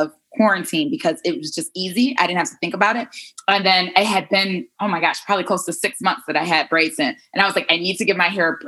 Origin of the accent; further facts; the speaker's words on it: Detroit, Michigan, United States; now in New York City, United States; Yes, I am originally from Detroit. I grew up in Detroit, Motown.